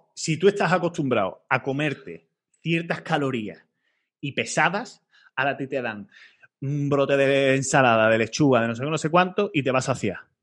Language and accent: Spanish; Málaga, Andalusia, Spain; yo soy de Málaga